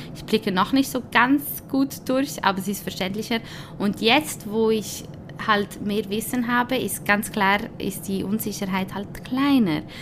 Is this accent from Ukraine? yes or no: no; Switzerland; ich bin zwar Spanierin und Italienerin, aber ich bin in der Schweiz geboren